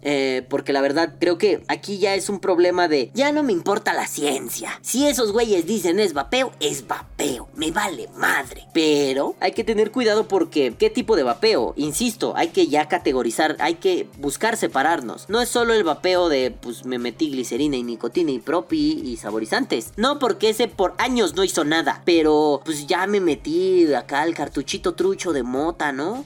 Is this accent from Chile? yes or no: no; Mexico; Los mexicanos